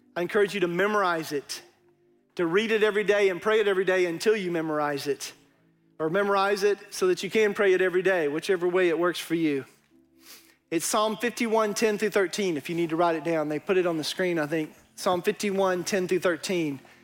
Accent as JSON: {"language": "English", "region": "East Texas", "country": "United States", "accent": "East Texas", "said": "my East Texas accent"}